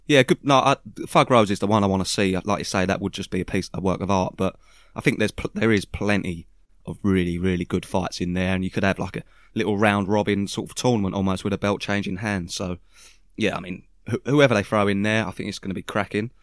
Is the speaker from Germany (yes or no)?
no; United Kingdom; we're British